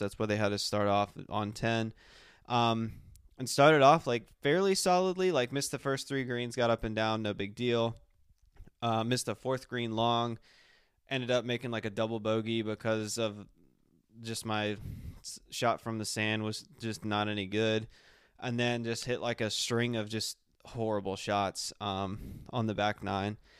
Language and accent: English; South Carolina, United States; moved away; my hometown in South Carolina